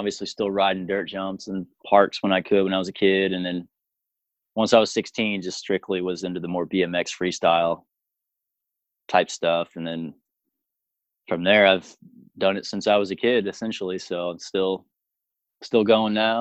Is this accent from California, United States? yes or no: no; Piedmont, Oklahoma, United States; I grew up in Oklahoma. Piedmont is the name of the town, a little bitty town. It's outside of Oklahoma City